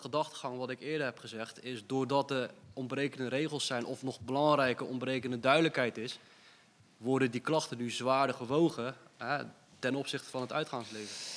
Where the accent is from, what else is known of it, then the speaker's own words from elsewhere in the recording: Dordrecht, South Holland, Netherlands; we zijn vier gasten uit Dordrecht.